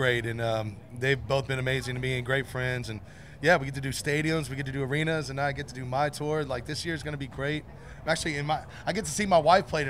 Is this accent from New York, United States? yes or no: no; Nashville, Tennessee, United States; I'm born and raised in Nashville.